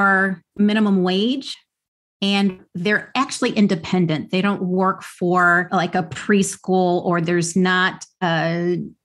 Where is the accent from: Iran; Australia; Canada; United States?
United States; Midwest; now in New York City, United States; where I grew up in the Midwest